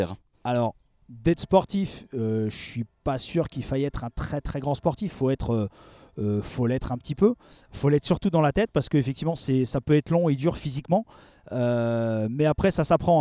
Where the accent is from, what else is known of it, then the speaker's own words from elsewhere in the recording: Alsace, Grand Est, France; moved away as an adult; now in Paris region, France; j'ai quitté l'Alsace, dont je, suis originaire, pour m'installer euh, en région parisienne